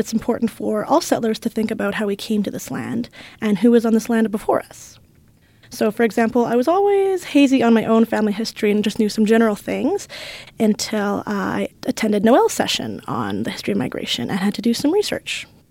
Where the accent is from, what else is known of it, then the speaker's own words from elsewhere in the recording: Edmonton, Alberta, Canada; also born or lived in London, United Kingdom; I grew up here in Edmonton and spent two years in London, U K.